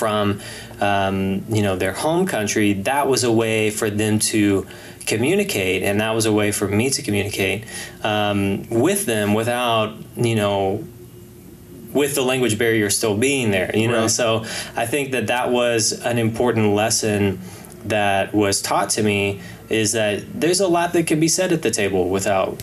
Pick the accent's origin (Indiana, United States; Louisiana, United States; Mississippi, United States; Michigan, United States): Mississippi, United States; moved away as an adult; now in Fort Worth, United States; I'm originally from Mississippi, so born and raised there.